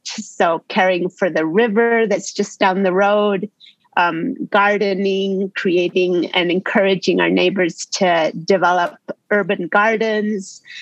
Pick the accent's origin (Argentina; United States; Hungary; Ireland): Argentina; I grew up in Argentina